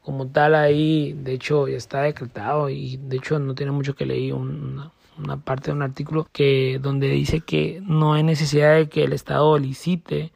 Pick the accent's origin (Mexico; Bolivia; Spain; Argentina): Mexico; nosotros como mexicanos